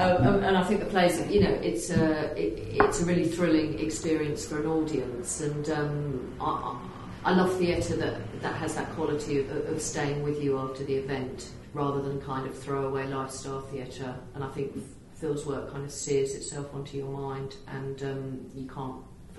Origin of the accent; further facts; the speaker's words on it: London, United Kingdom; we're both from East London